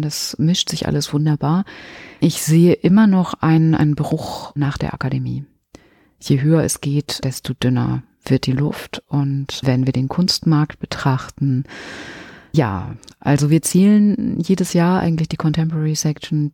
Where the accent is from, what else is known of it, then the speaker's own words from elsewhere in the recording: Minden, North Rhine-Westphalia, Germany; moved away as an adult; also born or lived in Münster / Hamburg / Barcelona; now in Cologne, Germany; Am 9.9.77 erblickte ich das Licht der Welt in Minden, Westfalen und da komme ich her, bin dort aufgewachsen